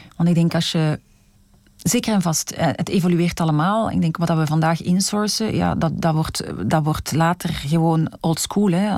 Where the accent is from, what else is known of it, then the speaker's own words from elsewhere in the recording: Belgium; als Belg mijn hart klopt in België